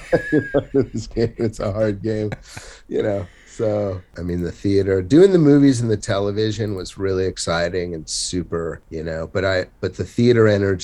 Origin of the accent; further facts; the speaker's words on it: Santa Monica, California, United States; I'm like from Santa Monica, which wasn't the rich Santa Monica. It was just a working class kind of town back then